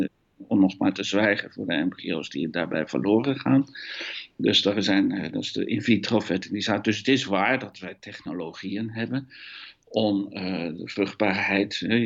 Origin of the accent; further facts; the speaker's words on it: Netherlands; accent: Hollands; moved away as an adult; also born or lived in Eindhoven; now in Belgium; ik een Hollands accent heb om te beginnen. Dat komt omdat ik Nederlander ben